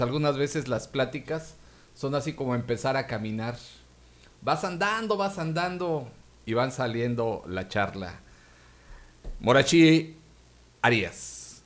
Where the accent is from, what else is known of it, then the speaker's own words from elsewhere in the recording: Mexico; aquí en México